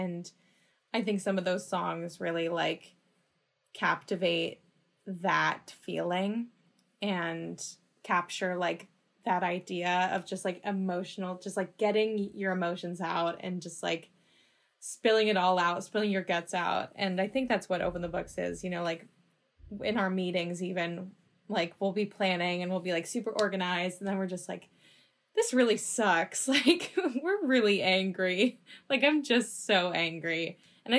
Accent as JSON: {"language": "English", "town": "Los Angeles", "region": "California", "country": "United States", "said": "I'm from Los Angeles"}